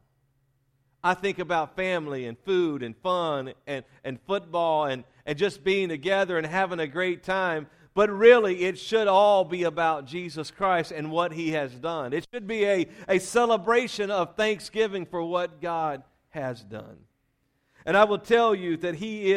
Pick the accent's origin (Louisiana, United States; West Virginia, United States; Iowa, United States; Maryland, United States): Louisiana, United States; we were raised in Louisiana